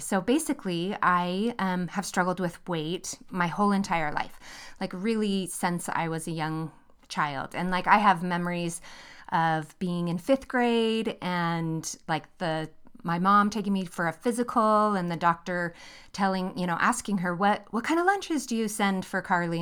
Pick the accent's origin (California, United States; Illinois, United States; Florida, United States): California, United States; near San Francisco; moved away as an adult; now in Utah, United States; We grew up in California, uh, near San Francisco